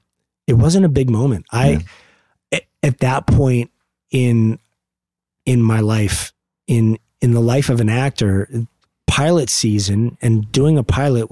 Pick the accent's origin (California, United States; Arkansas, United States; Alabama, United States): California, United States; Los Angeles; also born or lived in Van Nuys; I was born in Van Nuys. I grew up, I was raised, though, in North Hollywood.